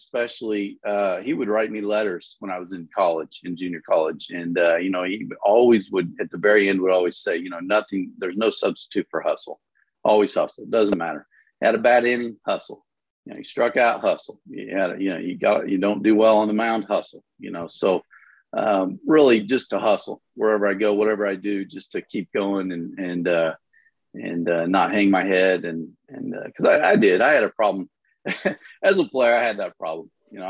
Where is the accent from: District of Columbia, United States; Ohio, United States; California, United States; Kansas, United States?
Kansas, United States; Topeka; I grew up in Topeka, Kansas